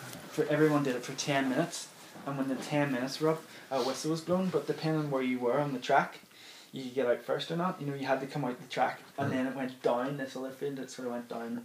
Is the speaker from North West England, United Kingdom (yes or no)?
no; Dundonald, Northern Ireland, United Kingdom; where I grew up in Dundonald